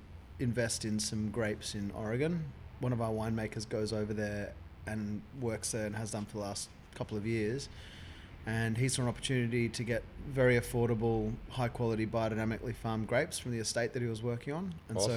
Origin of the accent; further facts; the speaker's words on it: Sydney, New South Wales, Australia; Yeah, I was born in Sydney.